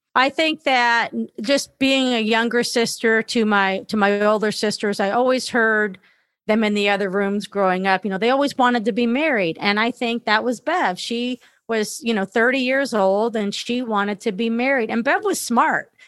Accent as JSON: {"language": "English", "town": "Los Angeles", "region": "California", "country": "United States", "tie": "born or raised there", "said": "I grew up in Northridge, California"}